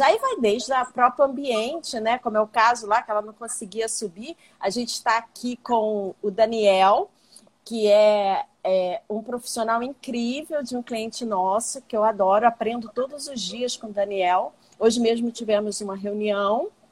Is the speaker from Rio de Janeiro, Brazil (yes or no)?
yes; Baixada Fluminense, Rio de Janeiro, Brazil; eu sou uma pessoa branca, mas que nasci na Baixada, então vim de uma classe social menor